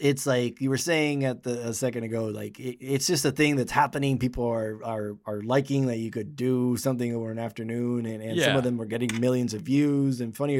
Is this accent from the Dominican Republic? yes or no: yes; Dominican Republic; moved away as an adult; now in Los Angeles, United States; I'm from the Dominican Republic and wanted to be a director, so moved to LA to go to film school, LA Film School